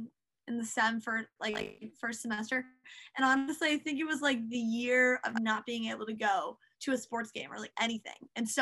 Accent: Fayetteville, North Carolina, United States; born there; Oh, I was born in Fayetteville, North Carolina.

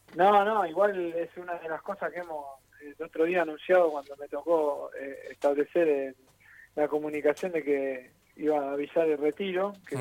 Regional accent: Buenos Aires, Argentina; yo soy del barrio de Caballito

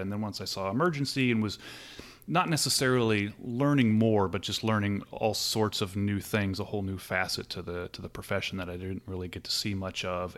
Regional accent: Southern California, United States; moved away as an adult; I'm originally from Southern California, um, pretty much halfway between L A and San Diego, um, so kind of near the beach and grew up there and lived there, uh, until about four years ago.

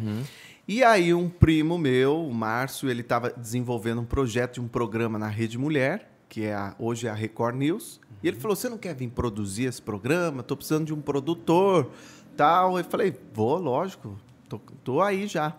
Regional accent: Itu, São Paulo, Brazil; Eu, eu nasci em São Paulo, mas fui morar em Itu por conta do trabalho do meu pai. E, e eu comecei numa rádio comunitária lá aos 12 anos

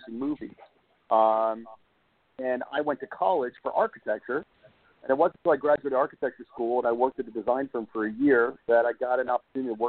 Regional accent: Los Angeles, California, United States; also born or lived in Brooklyn, New York; I grew up in Los Angeles, and in 1972, actually, I was born in Brooklyn, New York.

